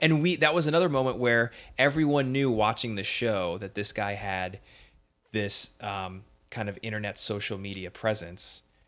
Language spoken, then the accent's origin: English; Northeast, United States; I'm from the Northeast